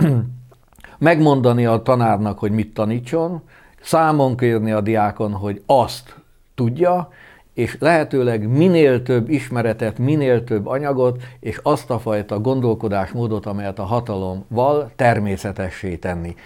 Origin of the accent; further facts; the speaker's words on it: Sopron, Győr-Moson-Sopron, Hungary; Én egy soproni polgárcsaládból származom